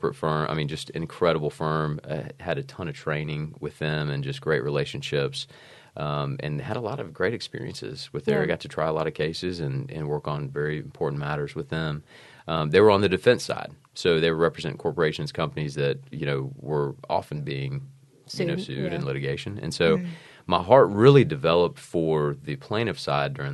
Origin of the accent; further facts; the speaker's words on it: Georgia, United States; also born or lived in South Carolina; I'm from Georgia